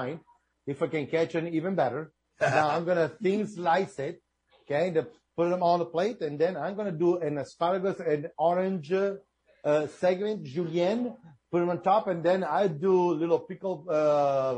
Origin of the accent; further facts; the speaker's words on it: Sardinia, Italy; I'm from Sardinia